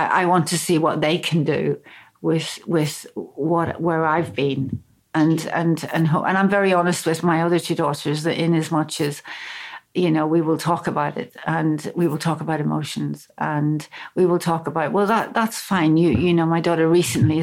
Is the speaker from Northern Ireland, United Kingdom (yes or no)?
yes; Belfast, Northern Ireland, United Kingdom; I grew up in Belfast